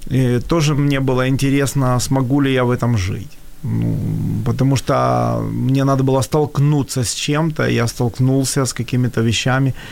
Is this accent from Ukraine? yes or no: yes; Kyiv, Ukraine; moved away as an adult; я все-таки э, всю жизнь родился и вырос в Киеве, и у меня сформировался менталитет, и я же уже не молод. То есть я уже туда поехал в 45.